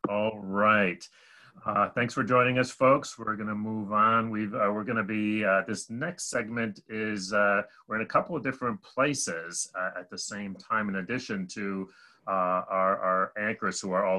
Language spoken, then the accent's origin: English; Rochester, New York, United States; also born or lived in California; Rochester's my hometown